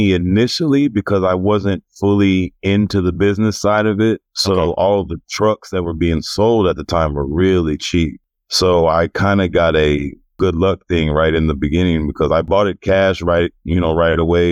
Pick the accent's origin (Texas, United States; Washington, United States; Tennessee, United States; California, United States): Texas, United States; Houston; I'm born and raised in Houston. I grew up on the southwest side of Houston in A-Leaf